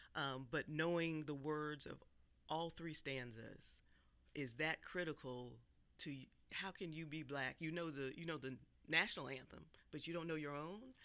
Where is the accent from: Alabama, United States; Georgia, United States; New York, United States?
Georgia, United States; Atlanta; growing up in Atlanta